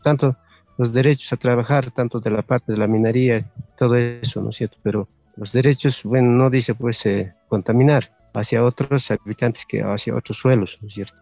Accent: Ayllu San Agustín de Puñaca, Poopó municipality, Ayuracari community, Oruro, Bolivia; soy del Ayu San Agustín de Puñaca, ah, del municipio de Popó y de la comunidad de Ayuracari

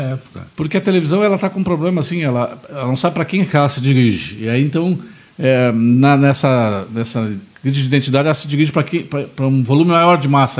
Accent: Pelotas, Rio Grande do Sul, Brazil; now in Porto Alegre, Brazil; eu sou de Pelotas, mas eu estou aqui em Porto Alegre desde 80, estou há 39 anos em Porto Alegre

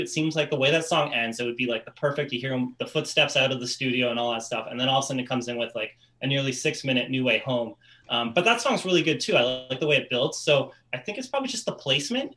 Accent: Canada; I'm Canadian

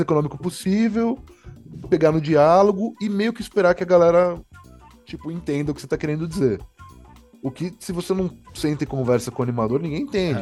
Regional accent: Paraná, Brazil; eu sou também do Paraná, uhum. assim, minha família, né, meu pai mora, morava lá

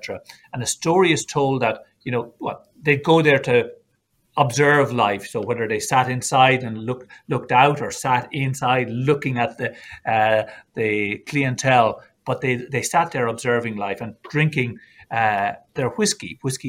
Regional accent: Ireland

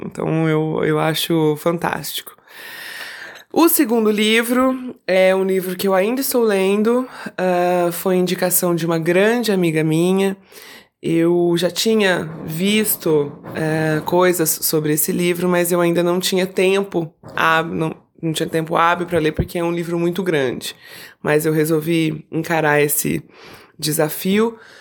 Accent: Campinas, São Paulo, Brazil; also born or lived in Rio de Janeiro; eu sou de Campinas

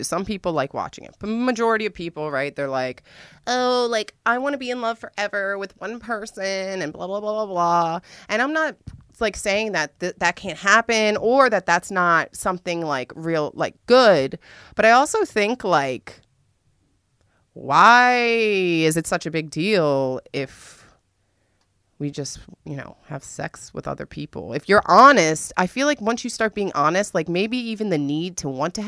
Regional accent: Washington, District of Columbia, United States; I'm from the East Coast. I'm from D.C.

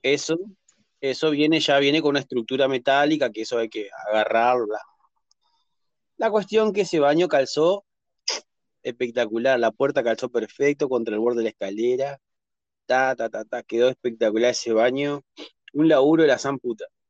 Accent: Entre Ríos, Argentina; de Argentina soy

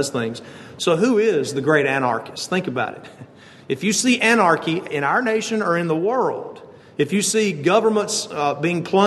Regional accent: United States; as American citizens

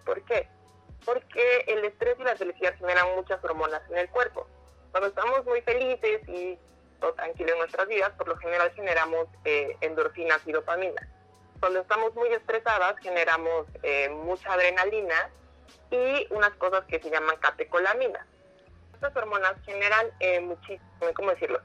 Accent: Oaxaca, Mexico; now in Mexico City, Mexico; yo soy de Oaxaca

